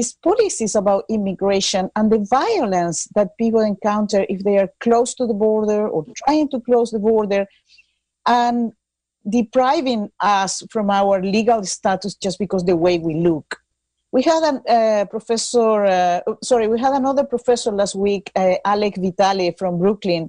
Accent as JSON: {"language": "English", "country": "Chile", "moved": "yes", "lives_now": "United States", "said": "I'm from Chile"}